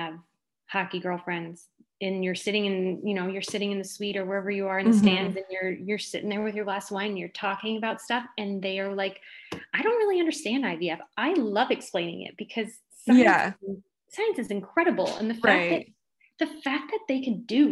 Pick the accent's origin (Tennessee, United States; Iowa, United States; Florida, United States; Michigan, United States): Michigan, United States; Detroit; I'm from the Detroit area